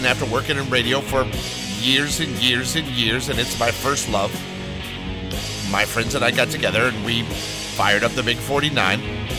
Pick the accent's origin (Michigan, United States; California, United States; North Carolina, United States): California, United States; Los Angeles; You're like, …, you have no southern accent. Yeah, well, that's because I grew up in Los Angeles.